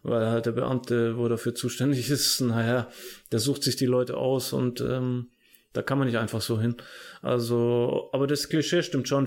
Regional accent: Germany; bei uns in Deutschland

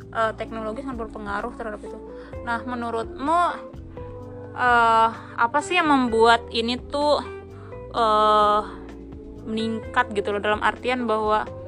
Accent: Sumbawa, West Nusa Tenggara, Indonesia; saya sendiri tuh dari Sumbawa, Nusa Tenggara Barat

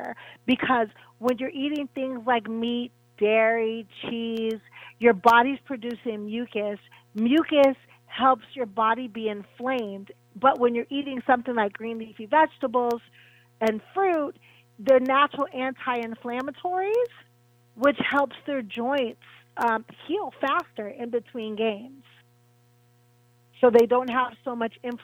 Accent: Pittsburgh, Pennsylvania, United States; I'm from Pittsburgh

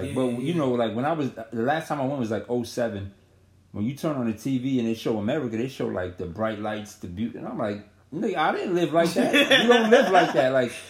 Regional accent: Eritrea; also born or lived in Sudan; I'm from Eritrea, but the war broke out. There was a war going on in my country, so my pops moved us to the next country over, which was Sudan. And my mom had me there.

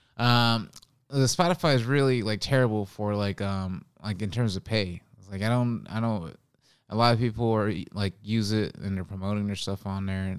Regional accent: Oakland, California, United States; now in New York, United States; I'm from Oakland

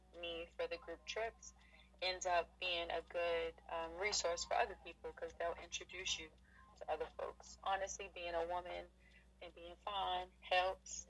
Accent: United States; I'm a Black American

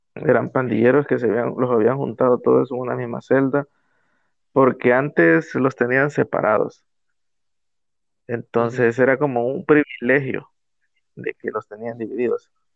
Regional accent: El Salvador; de El Salvador

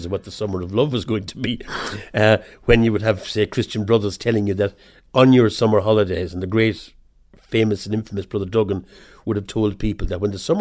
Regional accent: Waterford, Ireland; There was an emergency in Ireland. There were poverty, poor and difficult times, and we were poor and difficult children growing up. I got a scholarship to Mount Sion, a corporation scholarship to Mount Sion

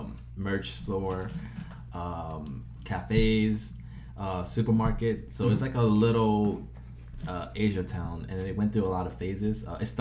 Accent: Chicago, Illinois, United States; I was born and raised in Chicago, in Uptown. Particularly, I grew up on Ainslie and Kenmore

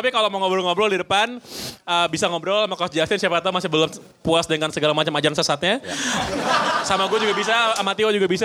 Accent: Sumedang, West Java, Indonesia; Uh, saya mahasiswa Unpar, tapi asli dari Sumedang.

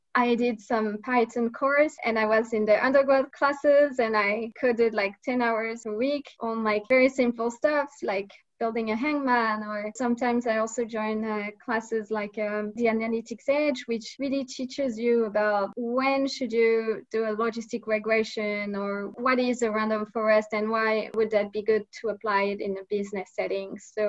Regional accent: France; English is a second language; moved away as an adult; also born or lived in United Kingdom / United States / Japan; So I'm originally from France, but I also studied in the UK, in London, and in Boston as well at MIT.

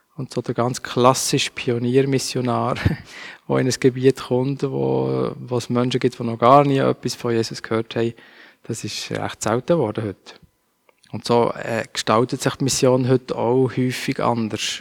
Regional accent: Basel, Basel-Stadt, Switzerland; Dann haben wir dann in Basel gewohnt, ähm, wo ich aufgewachsen bin als Kind

